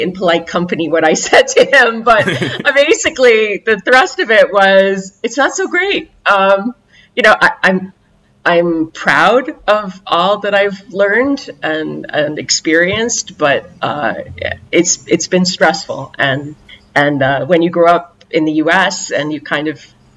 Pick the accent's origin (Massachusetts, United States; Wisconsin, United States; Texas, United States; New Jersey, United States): Massachusetts, United States; Boston; accent: American; moved away as an adult; also born or lived in Ohio / Washington, D.C. / Lithuania; now in Beirut, Lebanon; Until the age of 18, I grew up in the Boston area